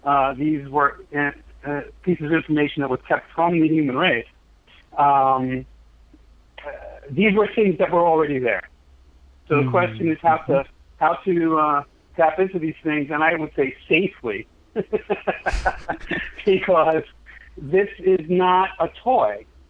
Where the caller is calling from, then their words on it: Brooklyn, New York, United States; Brooklyn, New York.